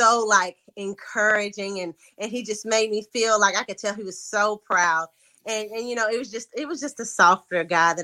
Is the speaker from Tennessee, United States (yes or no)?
yes; Lexington, Tennessee, United States; moved away as an adult; now in Memphis, United States; I am from Lexington, Tennessee, small town country girl. I currently live in Memphis, Tennessee